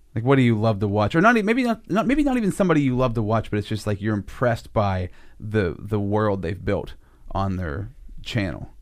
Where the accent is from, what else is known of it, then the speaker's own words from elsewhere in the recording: United States; you're growing up in Sinking Valley. That's where I grew up, too